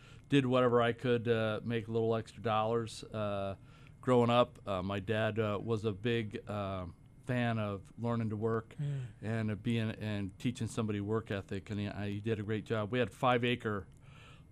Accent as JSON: {"language": "English", "town": "Aloha", "region": "Oregon", "country": "United States", "tie": "born or raised there", "also_born_or_lived": "Baker City, Oregon", "said": "I grew up in Oregon in a little suburb of Portland, a little town called Aloha."}